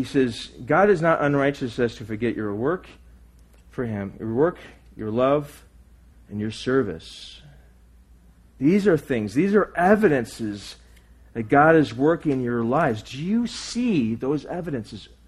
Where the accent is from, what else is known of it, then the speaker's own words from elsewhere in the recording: United States; I'm just American